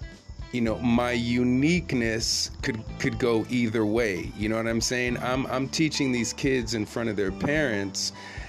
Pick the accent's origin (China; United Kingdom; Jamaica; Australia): Jamaica; now in Japan; I'm the Jamaican cat who loves reggae